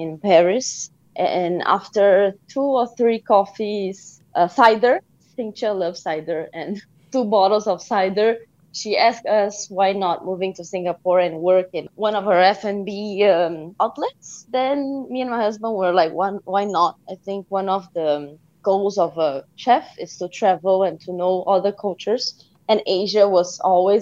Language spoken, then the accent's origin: English; Brazil; I grew up in Brazil.